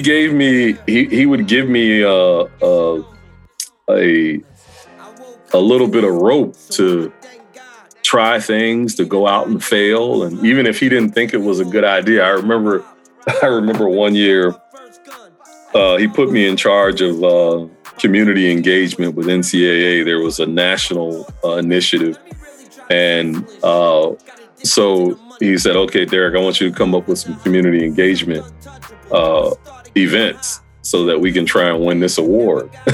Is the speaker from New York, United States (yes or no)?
no; New Jersey, United States; also born or lived in the city (unspecified); my family, we grew up in New Jersey.